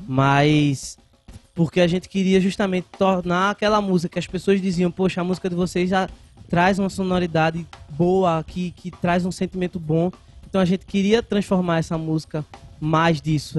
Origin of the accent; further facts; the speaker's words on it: Carpina, Pernambuco, Brazil; also born or lived in Recife / Escada; now in Vitória de Santo Antão, Brazil; eu cresci em Carpina, né? Nas, nós dois nascemos em Recife